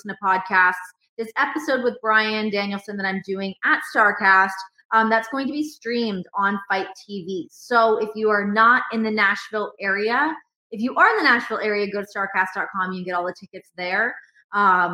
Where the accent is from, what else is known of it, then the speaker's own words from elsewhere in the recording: Toronto, Ontario, Canada; moved away as an adult; also born or lived in Las Vegas; now in Cincinnati, United States; I'm from Toronto.